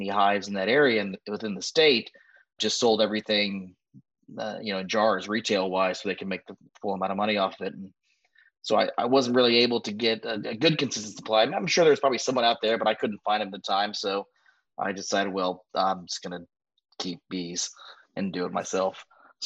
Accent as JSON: {"language": "English", "town": "San Antonio", "region": "Texas", "country": "United States", "tie": "born or raised there", "also_born_or_lived": "New York", "moved": "as an adult", "said": "I was actually born and raised in San Antonio, traveled a lot of the country in between."}